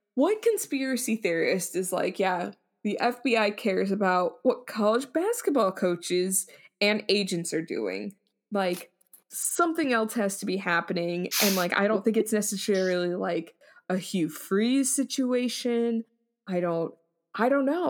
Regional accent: United States; we're, we're American

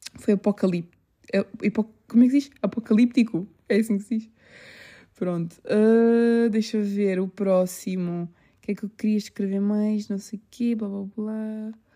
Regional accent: Portugal; also born or lived in England; eu só nasci em Inglaterra e eu vim para aqui, eu sou portuguesa

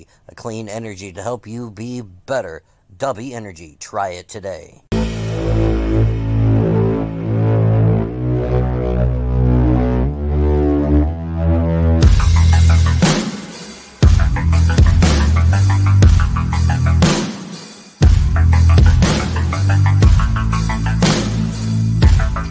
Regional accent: Iowa, United States; We're from Iowa

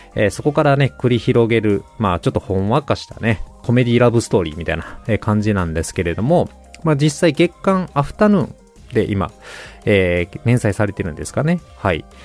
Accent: Hyogo, Japan; moved away as an adult; also born or lived in Ishikawa Prefecture; 実家はもともと兵庫県なので

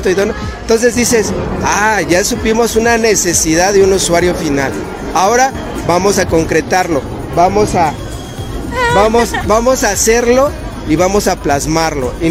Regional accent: Venustiano Carranza, Mexico City, Mexico; nadie es profeta de su propia tierra, yo soy de la Venustiano Carranza

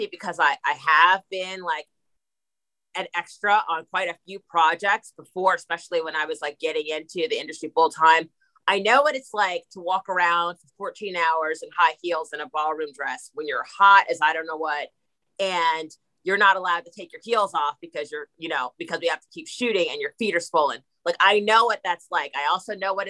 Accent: New Jersey, United States; I'm from New Jersey

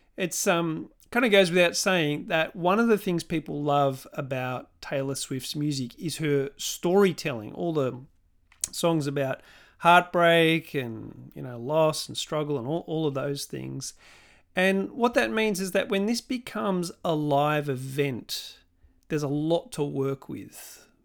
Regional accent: Melbourne, Victoria, Australia; my hometown of Melbourne

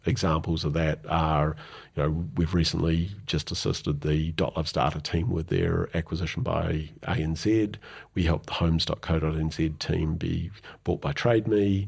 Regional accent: New Zealand; also born or lived in London; being a New Zealander

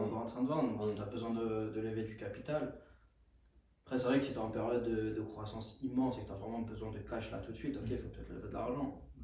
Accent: Aubervilliers, Île-de-France, France; je viens d'Aubervilliers

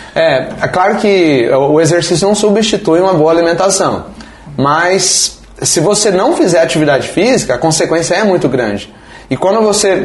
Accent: Foz do Iguaçu, Paraná, Brazil; moved away as an adult; now in São Miguel do Iguaçu, Brazil; eu sou de Foz do Iguaçu, natural de lá, nasci lá, me criei lá em Foz do Iguaçu

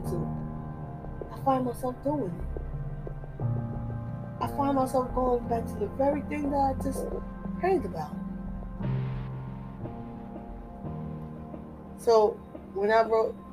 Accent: New Jersey, United States; I'm from Jersey. You know, so Desire talks like people in Jersey. I talk like preachers in Jersey. Talk like Christians in Jersey. Because that's where I grew up

